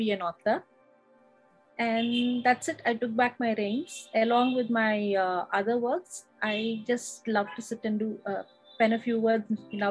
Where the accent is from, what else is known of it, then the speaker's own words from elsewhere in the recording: Chennai, Tamil Nadu, India; now in Visakhapatnam, India; I was lucky enough to be born and brought up in Madras